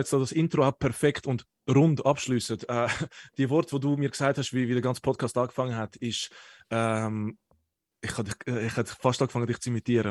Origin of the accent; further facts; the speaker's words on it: Zurich, Switzerland; ich bin ein Zürcher